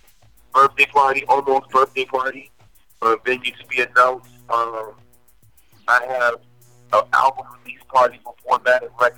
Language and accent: English; Newark, New Jersey, United States; I'm from Newark, Brick City. We don't take that type of disrespect over here. And I love my city.